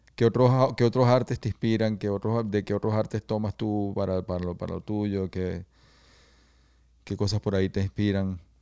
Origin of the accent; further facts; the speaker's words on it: Venezuela; somos de Venezuela